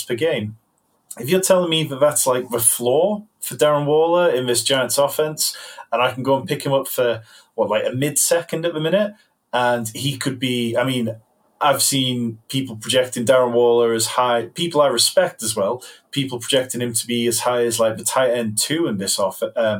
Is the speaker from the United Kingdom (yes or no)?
yes; United Kingdom; I'm a Brit.